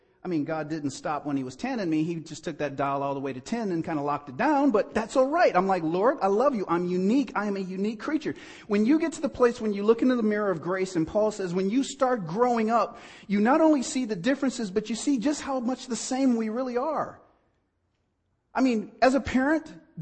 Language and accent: English; East Cleveland, Ohio, United States; I grew up in East Cleveland, Ohio, born in 1966.